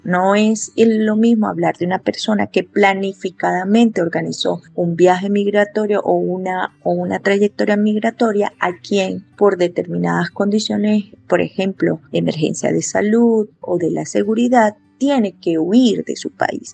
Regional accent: Venezuela; accent: Venezuelan; now in Santander, Colombia; mi acento y algunas de mis costumbres siguen siendo un reflejo muy marcado de mi lugar de origen. Es decir, yo tengo un acento significativamente distinto al del santanderiano, por tanto inmediatamente me identifican como una persona extranjera.

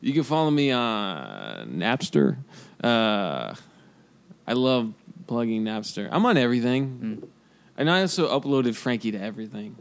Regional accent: Kansas City, United States; I'm from Kansas City

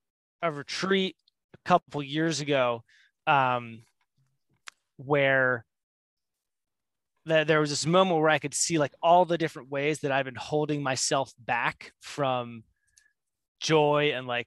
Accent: New Jersey, United States; moved away as an adult; also born or lived in New York City; now in Bend, Oregon, United States; born and raised in New Jersey, but I lived in New York City for 3 years.

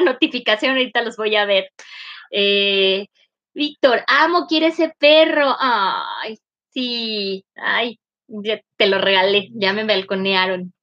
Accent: northern Mexico, Mexico; first language Spanish; soy norteña

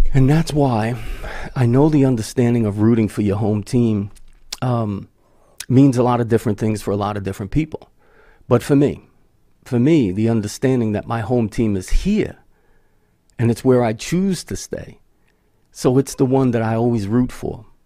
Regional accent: United States

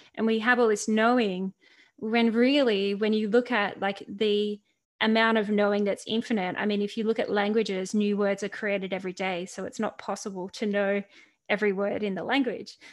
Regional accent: Central Coast, New South Wales, Australia; Central Coast, where I grew up in Australia

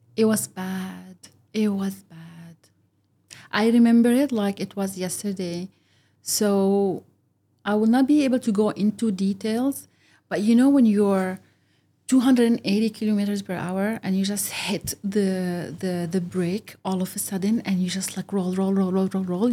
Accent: United Arab Emirates; also born or lived in Egypt (ancestry); I'm from Egypt. I was born and brought up here, but I am also not Emirati.

